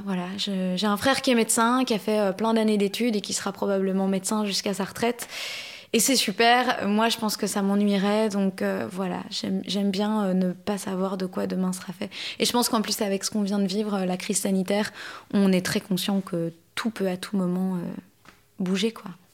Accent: Belgium; also born or lived in Canada; now in Paris, France; je suis née en Belgique

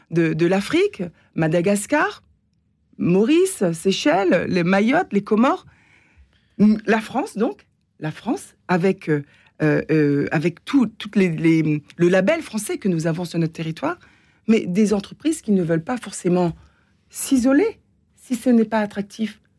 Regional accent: Réunion; Non, nous, nous, sommes français, européens, je suis réunionnaise

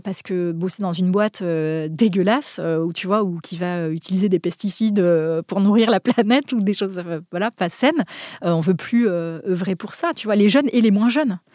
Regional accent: Basque Country, Nouvelle-Aquitaine, France; now in Paris, France; je viens du Pays Basque au départ, je vis à Paris

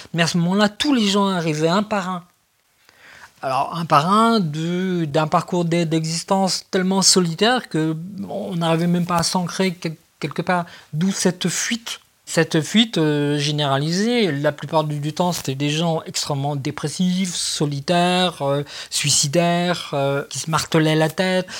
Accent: France; on est français, on est hyper psychiatrisé

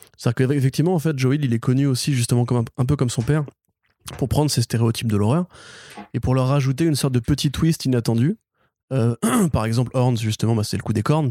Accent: Breton, Brittany, France; je suis breton

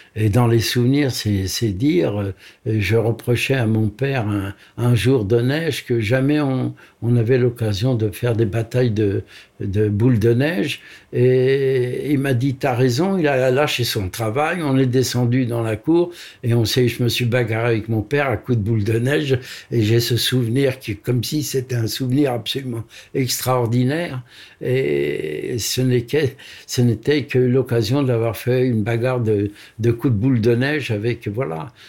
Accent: Paris, Île-de-France, France; je suis né à Paris, et à Paris à l'hôpital Rothschild

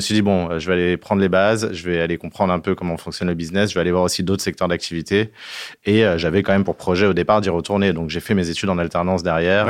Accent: France; on est des Gaulois

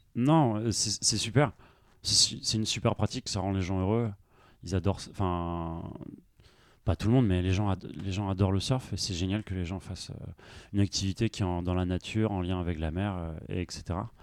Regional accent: Brest, Brittany, France; also born or lived in Nantes; je viens de Brest

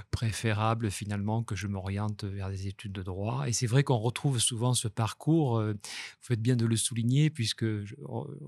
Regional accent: Toulouse, Occitania, France; now in Nice, France; J'ai des racines toulousaines par mon père et égyptiennes par ma mère. Et puis, depuis, j'étais partagé dès l'enfance entre, Toulouse et Nice.

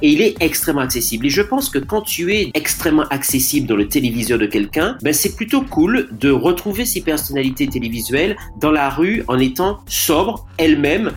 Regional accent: Martinique; moi en tant que Martiniquais

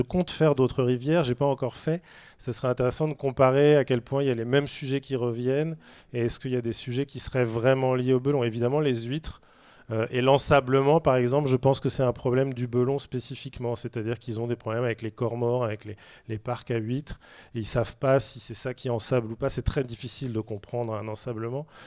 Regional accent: Saint-Brieuc, Brittany, France; Moi, je suis de Saint-Brieuc, donc c'est vrai que je suis d'une rivière très polluée, puisque je viens du bord du Gouette

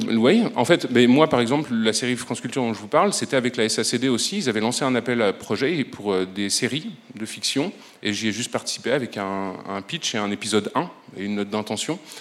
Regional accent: Brussels, Brussels-Capital Region, Belgium; je suis bruxellois

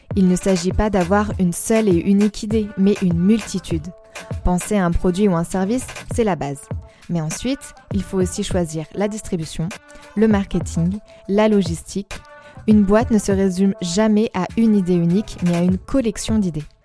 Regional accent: Poitiers, Nouvelle-Aquitaine, France; dans les rues de ma ville natale, à savoir Poitiers

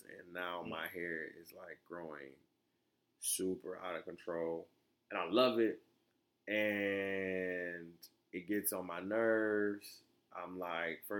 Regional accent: Florida, United States; I was born in Florida

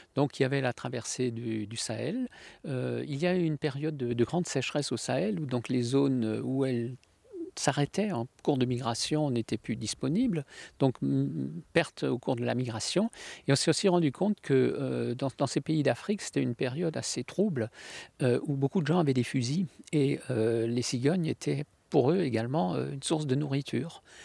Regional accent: Alsace, Grand Est, France; Depuis mon enfance, il y a toujours eu des cigognes en Alsace

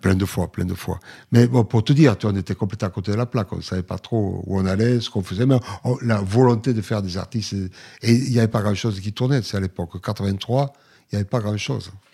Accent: Villefranche-de-Lauragais, Occitania, France; Moi, je viens de Villefranche sur l'Oraguette, une ville de rugby

